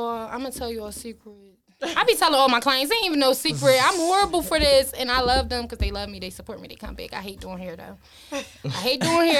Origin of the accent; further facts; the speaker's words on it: Philadelphia, Pennsylvania, United States; I'm from West Philly, hey, North Side of Market. Born and raised. Okay. Yeah, born and raised. Philly regular.